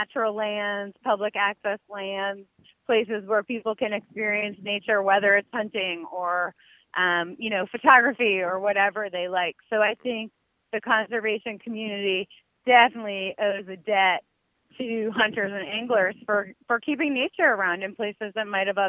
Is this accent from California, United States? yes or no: yes; California, United States; So I arrived in late 2013, so it's been a little bit over 3 years, and I came from California.